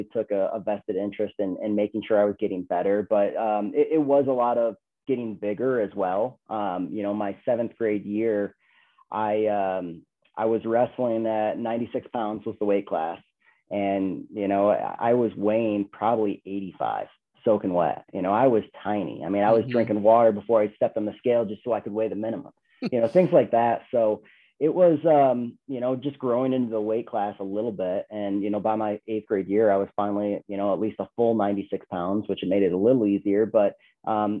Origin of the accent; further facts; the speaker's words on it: Binghamton, New York, United States; moved away as an adult; also born or lived in Ithaca, New York / Iowa; now in Colorado, United States; I grew up in Binghamton, New York